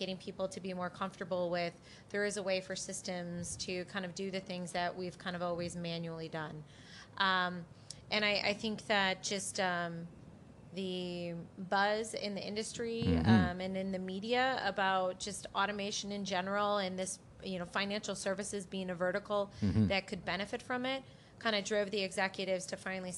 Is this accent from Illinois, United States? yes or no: yes; Aurora, Illinois, United States; growing up outside of Chicago